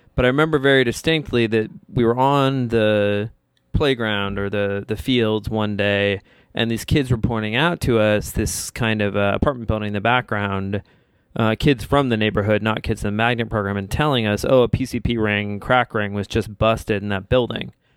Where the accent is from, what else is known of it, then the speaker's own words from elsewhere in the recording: Bethesda, Maryland, United States; I was from Bethesda